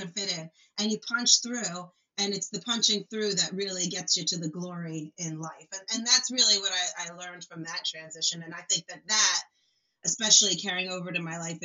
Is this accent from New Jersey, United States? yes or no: yes; Trenton, New Jersey, United States; also born or lived in Hopewell, New Jersey; I grew up in Trenton, New Jersey, an Italian-American community